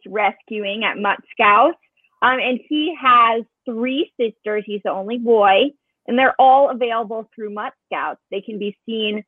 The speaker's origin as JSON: {"language": "English", "region": "New York", "country": "United States", "tie": "born or raised there", "moved": "as an adult", "lives_now": "Los Angeles, United States", "said": "I'm from New York, so also on the East Coast. Born and raised in New York. And I moved to LA almost 3 years ago now."}